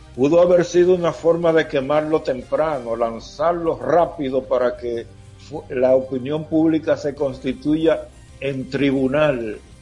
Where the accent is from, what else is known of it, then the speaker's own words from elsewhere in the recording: Elías Piña, Dominican Republic; moved away; soy nativo de Elia Piña